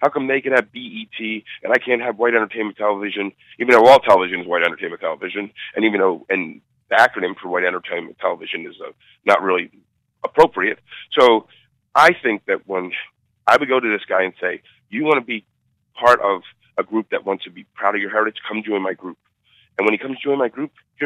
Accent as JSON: {"language": "English", "town": "Philadelphia", "region": "Pennsylvania", "country": "United States", "said": "I was from Philly and I was more of a city kid"}